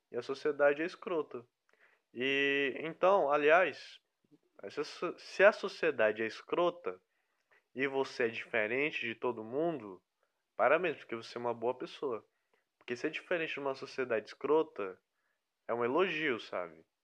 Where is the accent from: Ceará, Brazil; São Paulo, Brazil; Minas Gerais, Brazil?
Ceará, Brazil; Fortaleza; also born or lived in Rio de Janeiro; now in Piauí, Brazil; Aí eu vim esse ano pro Piauí, que antes eu estava morando no Rio de Janeiro. Porém eu sou de Fortaleza.